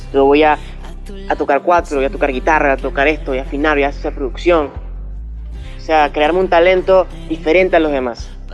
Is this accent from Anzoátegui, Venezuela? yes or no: yes; Barcelona, Anzoátegui, Venezuela; yo nací aquí en Barcelona, eh, estaba en Suategui